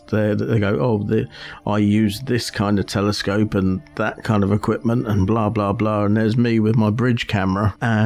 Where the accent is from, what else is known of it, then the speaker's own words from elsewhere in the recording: United Kingdom; I'm a British